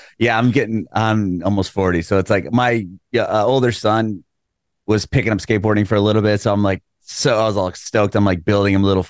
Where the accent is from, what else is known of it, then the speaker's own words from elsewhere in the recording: San Diego, California, United States; moved away as an adult; also born or lived in Poway, California; now in Nashville, United States; I'm from San Diego. I recently moved to Nashville, but I was born and raised in San Diego.